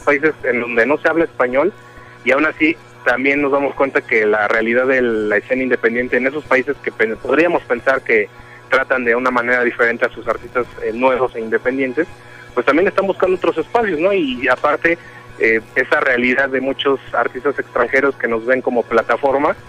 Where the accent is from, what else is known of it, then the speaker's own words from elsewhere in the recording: Coacalco, State of Mexico, Mexico; de acá, de, de, mi tierra, del Estado de México